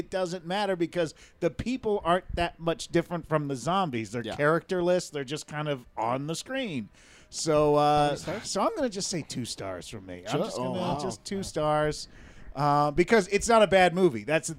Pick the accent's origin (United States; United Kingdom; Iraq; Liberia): United Kingdom; Bah! I'm very British.